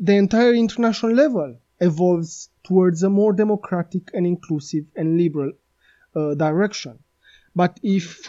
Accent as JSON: {"language": "English", "country": "Romania", "said": "Romania, my home country"}